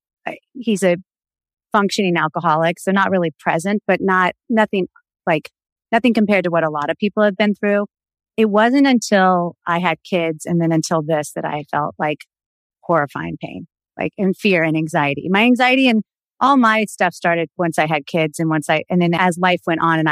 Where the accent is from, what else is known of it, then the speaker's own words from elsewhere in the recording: the South, United States; So we grew up in the South where everybody was like kind of fundamentalist Christian.